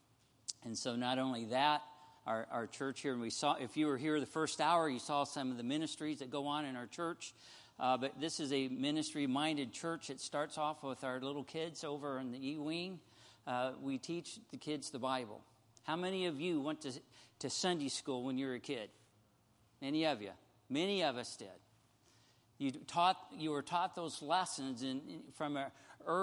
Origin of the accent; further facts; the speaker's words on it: Missouri, United States; we're from Missouri here